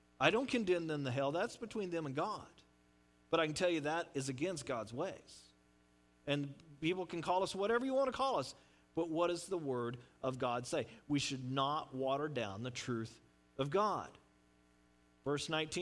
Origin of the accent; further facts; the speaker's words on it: United States; As Christians and as American Christians